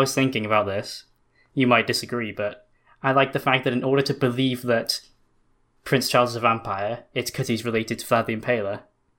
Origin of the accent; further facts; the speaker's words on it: United Kingdom; I'm from the United Kingdom, the greatest kingdom on earth.